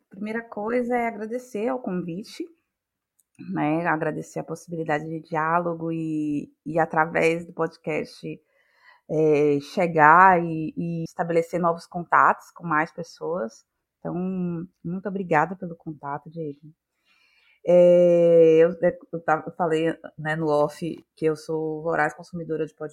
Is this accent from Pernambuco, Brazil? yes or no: no; Salvador, Bahia, Brazil; sou daqui de Salvador, Bahia